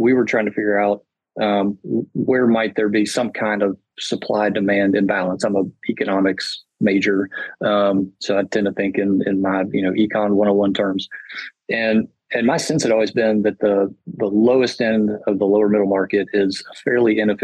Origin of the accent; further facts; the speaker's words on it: Chattanooga, Tennessee, United States; I'm a Chattanooga guy and I love my hometown